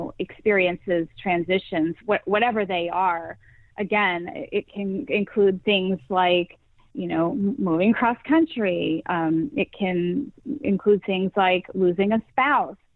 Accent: Massachusetts, United States; moved away as an adult; now in Tampa, United States; I'm originally from Massachusetts. I have moved 14 times during the course of our marriage.

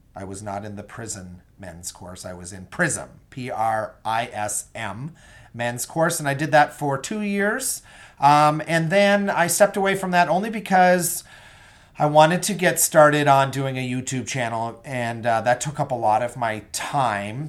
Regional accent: Bay Roberts, Newfoundland and Labrador, Canada; also born or lived in Calgary, Alberta / Edmonton, Alberta / St. John's, Newfoundland; I grew up in a small town, uh, called Bay Roberts, Newfoundland. And I lived in Bay Roberts till I was nineteen.

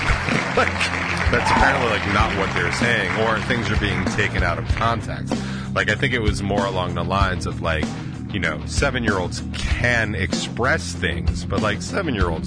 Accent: Northport, New York, United States; I grew up in Northport

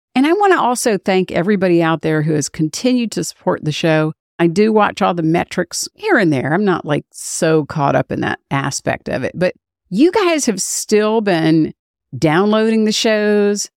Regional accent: United States; I'm an American

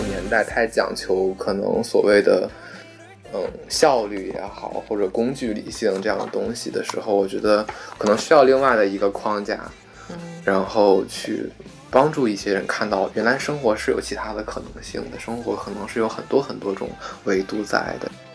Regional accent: Beijing, China; 我家是延庆的，延庆就是在北京是一个存在感最低，最低的一个地方

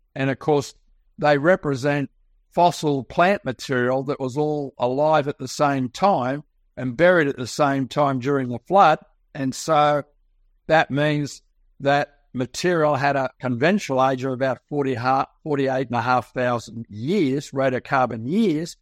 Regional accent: Sydney, New South Wales, Australia; I was born and raised in Sydney, Australia, you can tell from my accent

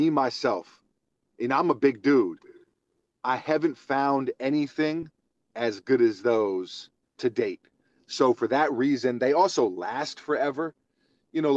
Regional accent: New York City, New York, United States; I'm from Hell's Kitchen.

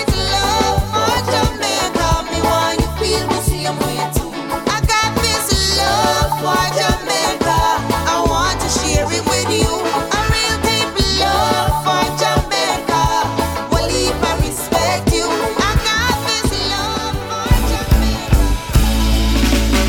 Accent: Kingston, Jamaica; moved away; We come in from Kingston, that was when I was a baby.

